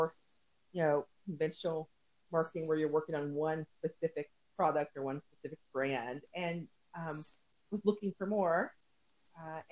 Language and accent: English; Tennessee, United States; moved away as an adult; also born or lived in Midwest; I'm originally from Tennessee.